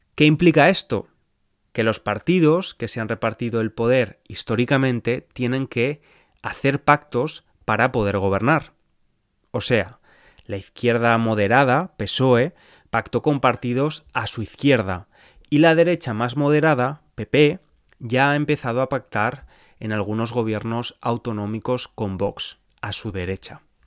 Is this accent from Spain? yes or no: yes; Spain; moved away as an adult; now in England, United Kingdom; soy de España, pero vivo en Inglaterra desde hace años